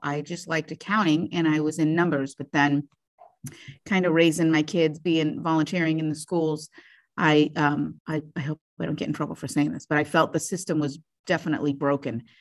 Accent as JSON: {"language": "English", "town": "Brimfield", "region": "Ohio", "country": "United States", "tie": "born or raised there", "also_born_or_lived": "Columbus, Ohio", "said": "we moved to Brimfield, Ohio, where I was raised in that area for the rest of my life"}